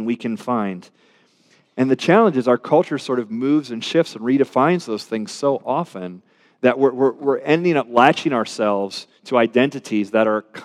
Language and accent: English; Richmond, Virginia, United States; I'm a Richmonder